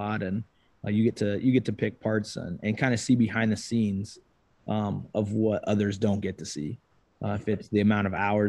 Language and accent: English; Grinnell, Iowa, United States; grew up in Grinnell, Iowa, right where I am right now, graduated from here in 07